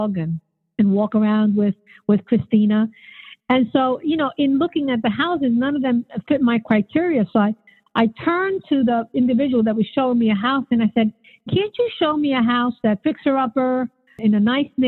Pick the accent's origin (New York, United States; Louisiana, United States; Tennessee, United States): New York, United States; New York City; growing up in the Bronx, my father was a minister for all of his life